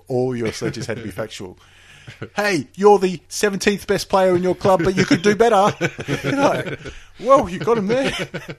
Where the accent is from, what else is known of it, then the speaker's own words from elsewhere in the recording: Australia; We are Australian.